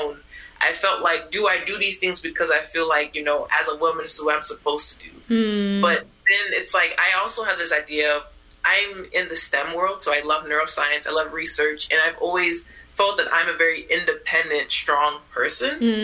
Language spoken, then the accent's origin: English; Houston, Texas, United States; I grew up in Houston, Texas, but everyone in my family is from Ghana